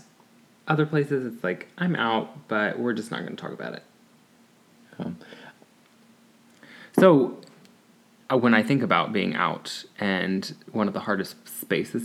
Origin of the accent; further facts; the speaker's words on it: Ohio, United States; I'm still in good old Ohio.